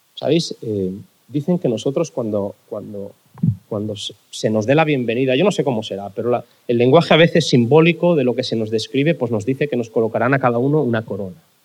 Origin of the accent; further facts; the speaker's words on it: Barcelona, Catalonia, Spain; cuando era pequeño en Barcelona, la razón por la que yo iba a la iglesia